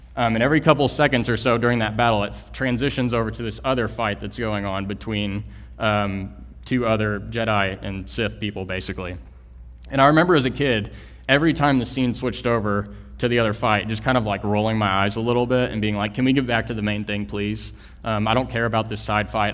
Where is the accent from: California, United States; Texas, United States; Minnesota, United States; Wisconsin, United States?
Texas, United States; Kingwood; moved away as an adult; also born or lived in Lubbock, Texas; I am originally from Kingwood, Texas, which is a small suburb uh, northeast of Houston